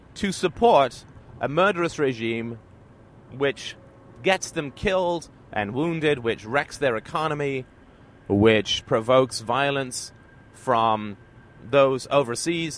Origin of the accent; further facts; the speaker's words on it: Ireland; now in Canada; I was born in Ireland, and I just happened to live in Canada